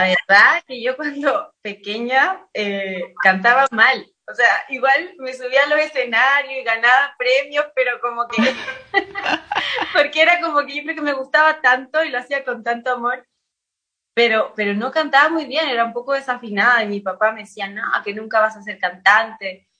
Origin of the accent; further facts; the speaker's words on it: Chile; nací en Chile, eh, todos mis papás ya nacieron en Chile, pero todos mis ancestros son italianos